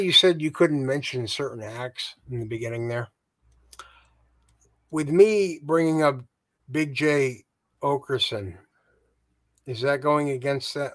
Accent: Massachusetts, United States; I'm a nobody from Massachusetts.

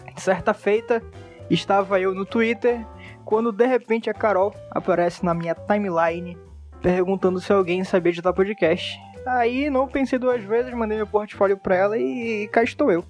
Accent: Manaus, Amazonas, Brazil; sou daqui de Manaus

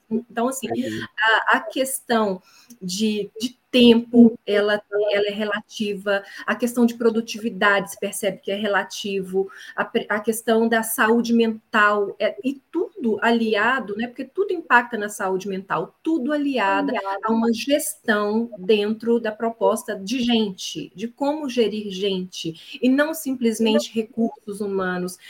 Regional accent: Belo Horizonte, Minas Gerais, Brazil; moved away as an adult; now in Portugal; eu sou mineira de Belo Horizonte, ah, resido em Portugal há quatro anos

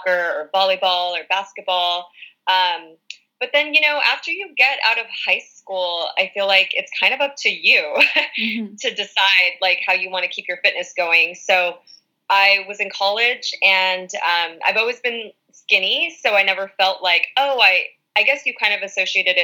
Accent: Orange County, Southern California, United States; also born or lived in West Hollywood, California; I am from more of the Orange County area

